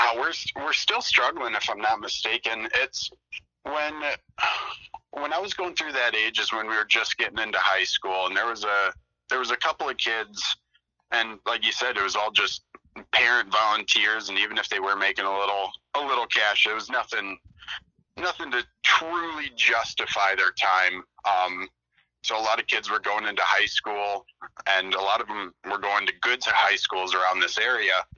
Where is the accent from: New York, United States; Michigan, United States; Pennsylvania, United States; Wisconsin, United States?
Michigan, United States; Flint; I'm from Mid Michigan, so um, the big city around me is Flint